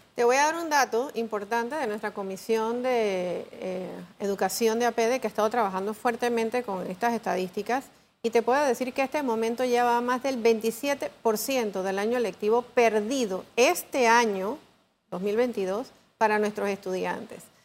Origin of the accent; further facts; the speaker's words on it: Panama; como panameños